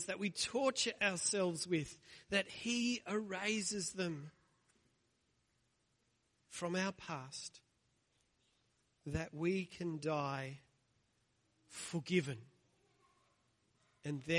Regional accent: Australia; growing up in the church, growing up in Australia

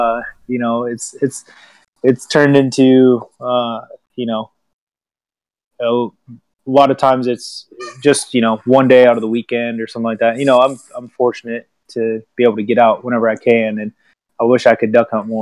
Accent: Washington, United States; also born or lived in Michigan; now in Paducah, United States; I grew up in Washington State and moved to Michigan.

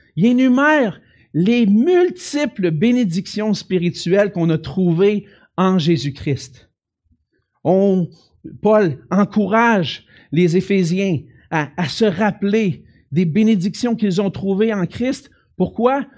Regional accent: Quebec City, Quebec, Canada; je viens de Québec

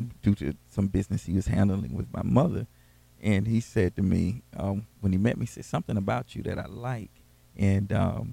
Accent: Quincy, Florida, United States; growing up in Quincy, Miranda and I grew up in the same city

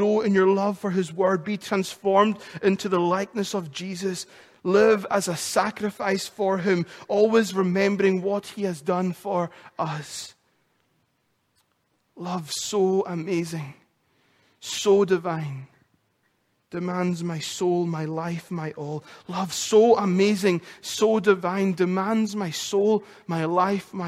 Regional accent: Lewis, Scotland, United Kingdom; accent: Lewis; moved away; my accent, my Lewis accent gets so much more stronger when I come off the phone to another islander or I've spent time in Lewis

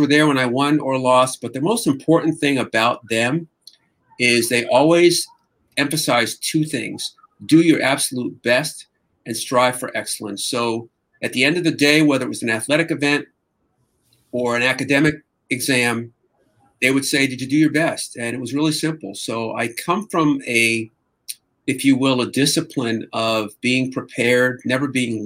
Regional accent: Fanwood, New Jersey, United States; moved away as an adult; now in Los Angeles, United States; I grew up in New Jersey in a little town called Fanwood

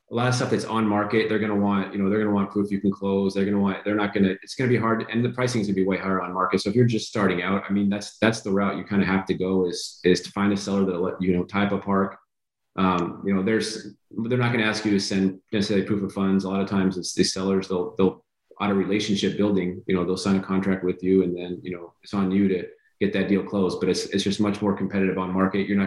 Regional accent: California, United States; Like I said, I'm from California, so lot, Kansas City is cold to me.

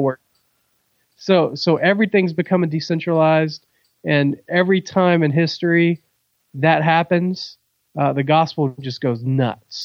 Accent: Virginia Beach, Virginia, United States; now in Georgia, United States; I'm from Virginia Beach

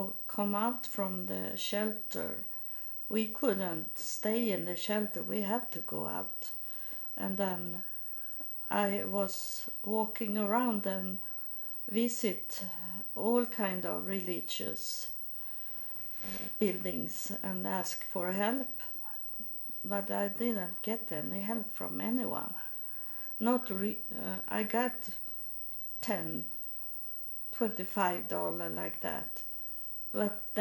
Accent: Sweden; also born or lived in United States; come back to Sweden

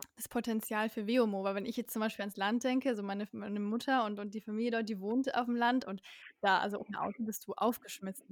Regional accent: Bavaria, Germany; bei uns in Bayern

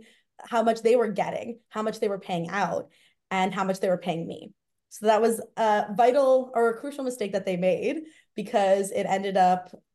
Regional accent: Toronto, Ontario, Canada; I grew up in Toronto, so I have a very big network here. And I also went to high school, university, everything here. So I am very much a Torontonian through and through

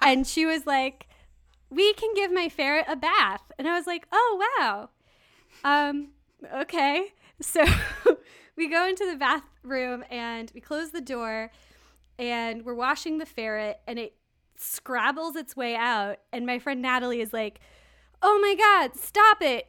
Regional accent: Kansas, United States; I grew up in Kansas.

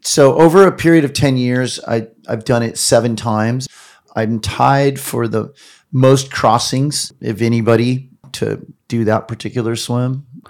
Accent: Long Beach, California, United States; I'm growing up in Southern California in Long Beach

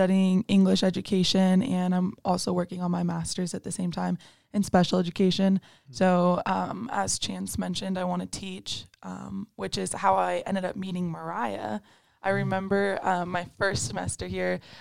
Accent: Erie, Colorado, United States; also born or lived in California; now in Pueblo, United States; I'm a senior from Erie, Colorado. I was born in California, but I moved to Colorado when I was pretty young. So I grew up here

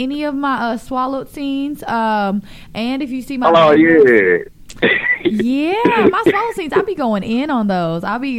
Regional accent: North Carolina, United States; I'm from North Carolina.

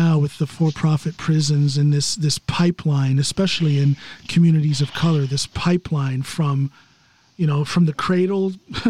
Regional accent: United States; moved away as an adult; also born or lived in coastal northern Norway; now in Norway; I'm just an American who happens to live here. Everybody assumes that I have my Norwegian citizenship. I do not

